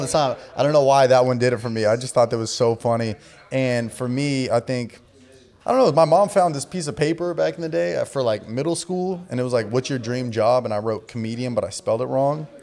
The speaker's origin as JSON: {"language": "English", "region": "Southern California", "country": "United States", "tie": "born or raised there", "said": "I grew up in Southern California, so my whole life was California."}